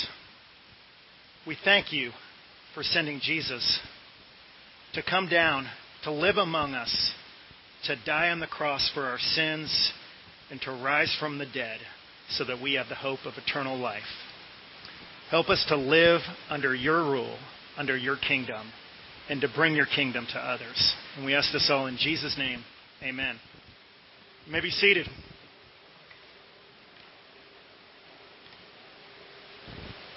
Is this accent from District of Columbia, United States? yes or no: yes; Washington, District of Columbia, United States; now in Hilton Head, United States; I grew up in Washington, D.C. area